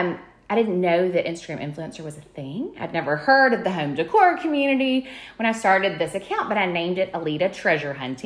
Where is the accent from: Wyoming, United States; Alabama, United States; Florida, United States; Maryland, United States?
Alabama, United States; Birmingham; I grew up here in Alabama, uh, here in Birmingham